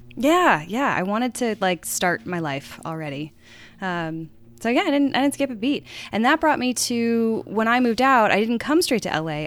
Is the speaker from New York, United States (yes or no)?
no; Chesterfield, Virginia, United States; moved away as an adult; now in Los Angeles, United States; I grew up in Chesterfield, Virginia